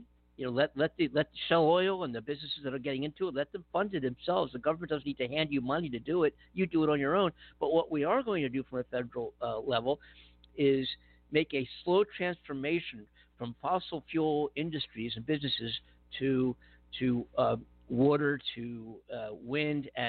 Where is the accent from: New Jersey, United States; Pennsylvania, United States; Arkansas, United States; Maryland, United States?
Pennsylvania, United States; Philadelphia; I'm not from Western. I'm from the Philadelphia area, which is Eastern.